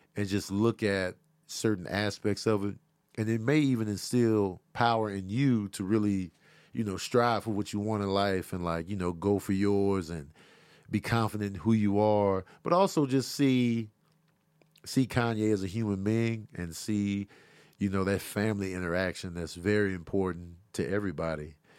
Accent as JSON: {"language": "English", "town": "Chicago", "region": "Illinois", "country": "United States", "tie": "born or raised there", "said": "I grew up in Chicago, South Side."}